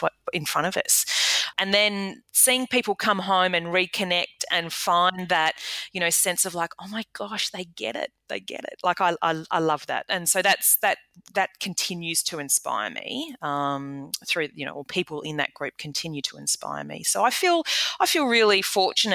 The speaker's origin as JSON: {"language": "English", "country": "Australia", "also_born_or_lived": "United Kingdom", "moved": "as an adult", "said": "as an Australian landing in the UK and doing business there, and then conversely, being an Australian returning"}